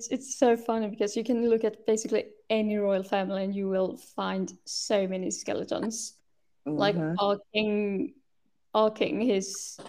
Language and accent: English; Sweden; English is a second language; I was born in Sweden. I was actually born quite close to where I live now.